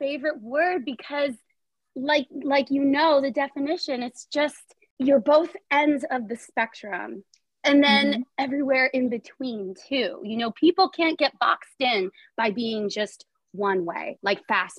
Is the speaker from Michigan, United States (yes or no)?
no; Allentown, Pennsylvania, United States; I am from Allentown, Pennsylvania